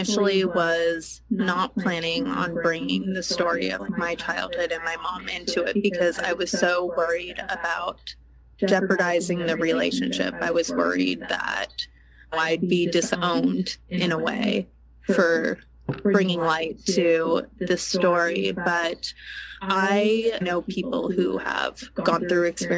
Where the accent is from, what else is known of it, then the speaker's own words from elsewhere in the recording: United States; I'm incredibly privileged to be growing up in America